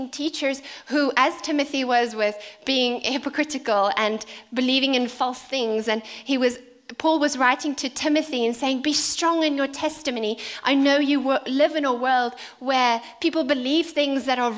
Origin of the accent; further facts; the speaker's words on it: South Africa; now in United Kingdom; As a South African